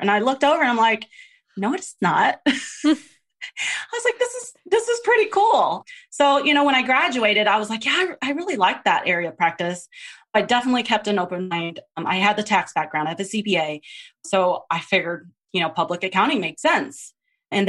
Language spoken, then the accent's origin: English; Texas, United States; also born or lived in Philippines; I grew up in Texas, well, born in the Philippines.